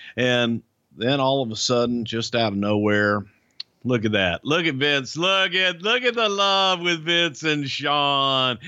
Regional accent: Friendswood, Texas, United States; my hometown here in Friendswood, Texas

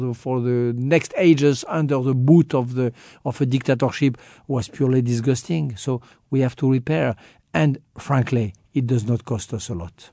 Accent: France; I'm more American than French.

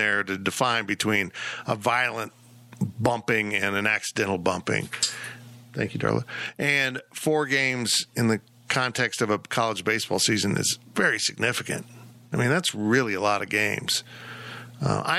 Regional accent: Kansas, United States; I'm from Kansas

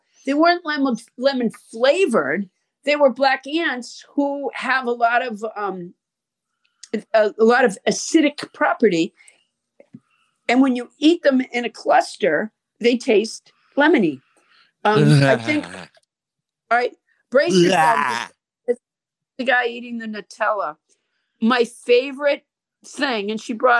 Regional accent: Massachusetts, United States; moved away; I'm from Massachusetts

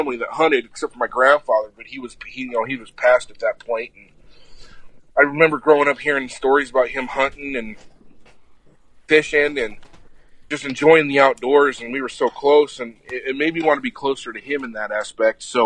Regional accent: Apache Junction, Arizona, United States; Born and raised in Apache Junction, Arizona

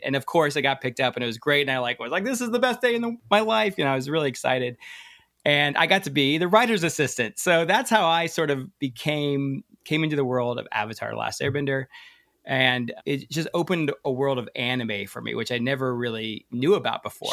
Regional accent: Hawaii, United States; moved away as an adult; I'm actually from Hawaii. Uh, I graduated from the University of Hawaii

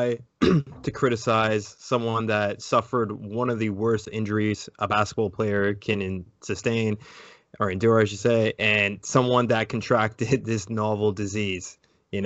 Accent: Canada; as a Canadian basketball fan

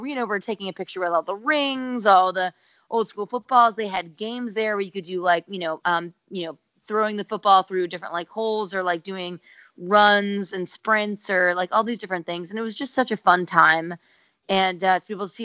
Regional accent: Tampa, Florida, United States; moved away; I'm born and raised in Tampa, Florida, which my parents still live in.

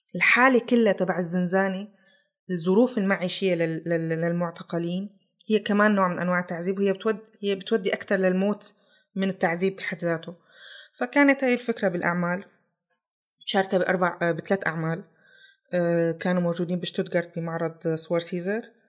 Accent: Syria; moved away as an adult; now in Germany; طلعت من سوريا ب، ألف، ب نيسان ألفين وثلاثة عشر

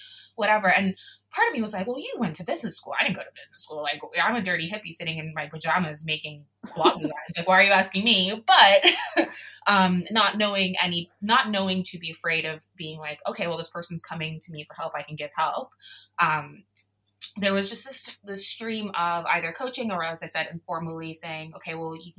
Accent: South Florida, United States; Me growing up in South Florida

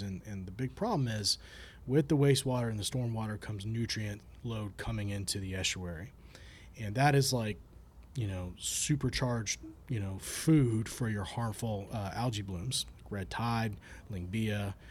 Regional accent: Bradenton, Florida, United States; also born or lived in Jacksonville; I grew up down in Bradenton

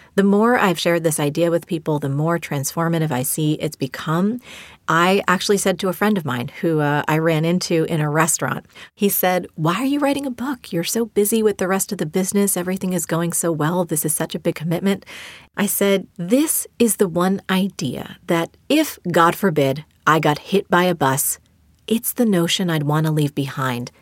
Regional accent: New Jersey, United States; I learned from my mom as a little girl growing up in New Jersey.

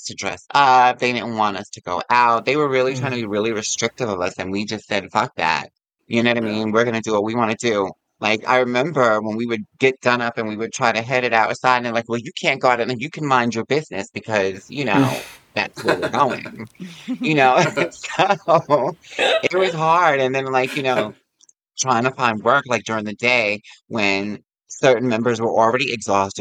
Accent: Yonkers, New York, United States; I'm from Yonkers

